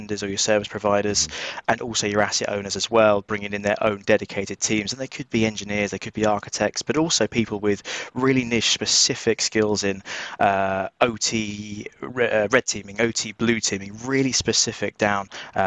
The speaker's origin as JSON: {"language": "English", "country": "United Kingdom", "accent": "just outside London", "said": "my accent, you can probably tell, just outside London, we're UK"}